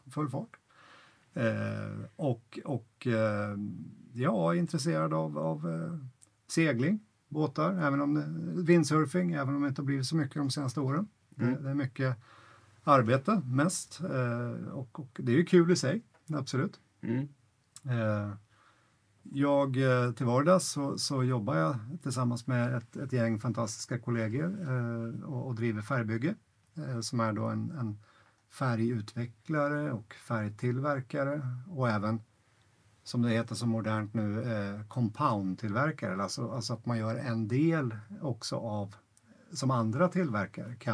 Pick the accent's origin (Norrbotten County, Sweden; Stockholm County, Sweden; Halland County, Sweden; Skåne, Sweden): Stockholm County, Sweden; Ytterjärna; born there; also born or lived in Norrland / Örebro; Jag jag är född här i Ytterjärna faktiskt. Ehm, eh, mina föräldrar bodde här en gång i tiden, eller vi bodde här en gång i tiden. Sen, sen flyttade vi upp eh, till Norrland och, och, så småningom till Örebro